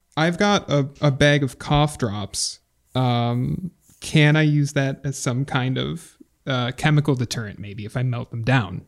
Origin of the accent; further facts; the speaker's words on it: Buffalo, New York, United States; I am from Buffalo. I live in Buffalo